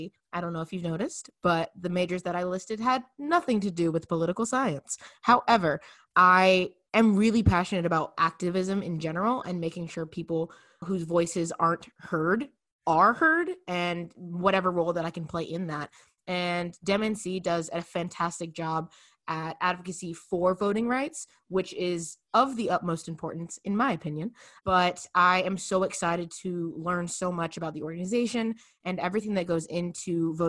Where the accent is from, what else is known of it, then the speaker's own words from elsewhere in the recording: Tampa, Florida, United States; in case you were wondering. Okay, so I'm from Tampa, Florida, but I'm currently quarantined with my grandparents in Griffin, Georgia.